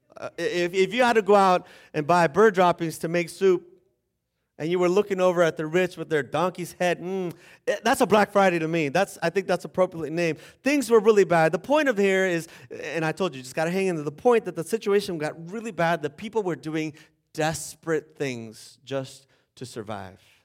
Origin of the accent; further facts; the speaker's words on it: Bolivia; now in United States; I'm from Bolivia.